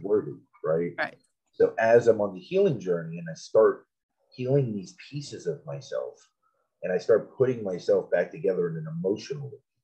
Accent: South Florida, United States; I grew up in South Florida

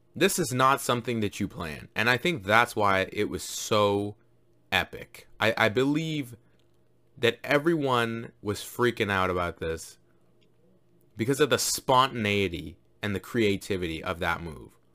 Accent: Jamaica; I'm Jamaican as well

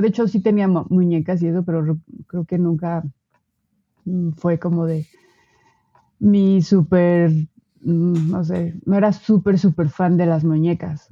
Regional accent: Puebla, Mexico; moved away as an adult; now in Mexico City, Mexico; yo nací en el EF, ahora actualmente Ciudad de México. Este, y estuve, estuve aquí por ocho años más o menos y después me mudé a Puebla. Este, y en Puebla pasé

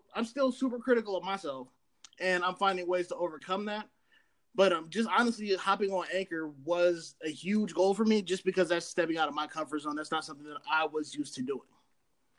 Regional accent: Columbus, Ohio, United States; I'm from Columbus, Ohio

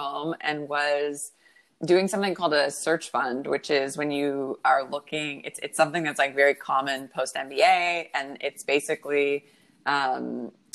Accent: Canada; also born or lived in Toronto; I'm Canadian, and I am living in Toronto at the moment

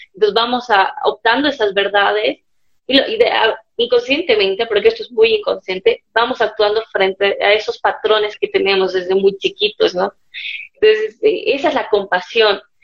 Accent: Cochabamba, Bolivia; nací en Cochabamba, tengo una hermana melliza

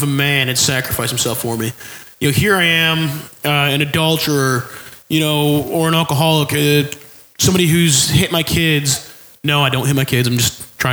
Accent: New York, United States; now in Oklahoma, United States; I grew up in New York

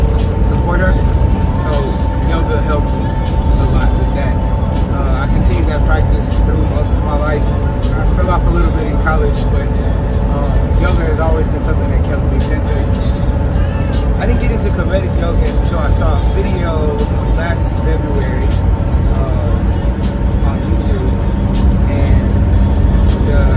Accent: Houston, Texas, United States; moved away as an adult; also born or lived in New York; now in Washington, D.C., United States; I'm originally from Houston, Texas, and I currently live in DC

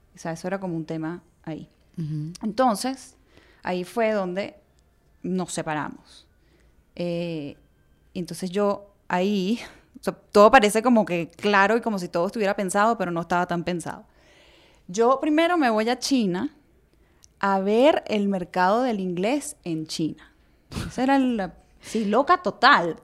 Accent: Venezuela; Yo nací en Venezuela, pero mi mamá nació en Chile y mi abuela también.

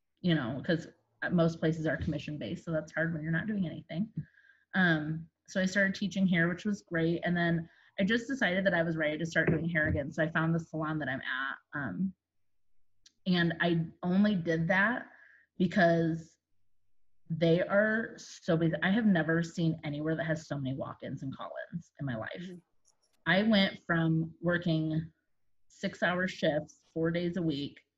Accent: South Bend, Indiana, United States; moved away as an adult; now in Indianapolis, United States; I'm originally from South Bend, Indiana, which is where Notre Dame is

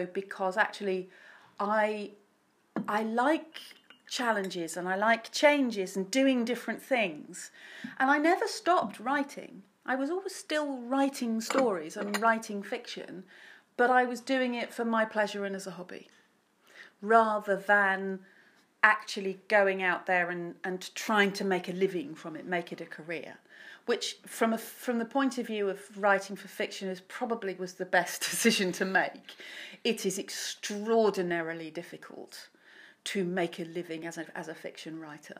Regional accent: Bury St Edmunds, East of England, United Kingdom; also born or lived in Essex; I was born in Essex. Although my father is from Bury St Edmunds, so, and we came back here when I was quite young, so I've been in Bury more of my life than anywhere else

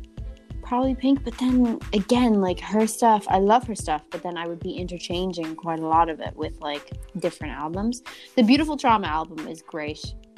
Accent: South Africa; also born or lived in Ireland; So I'm from South Africa, but I'm also from Southern Ireland, so that could work.

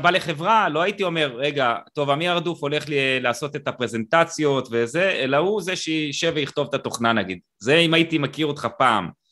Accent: Israel; אני קיבוצניק

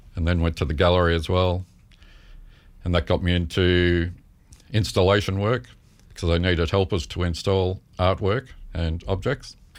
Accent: Melbourne, Victoria, Australia; moved away as an adult; also born or lived in Carlton / Ashburton / Moorabbin; I was born in Melbourne.

